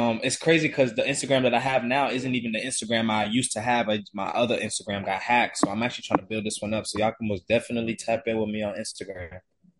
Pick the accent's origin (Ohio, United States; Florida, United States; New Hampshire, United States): Florida, United States; I'm from Florida.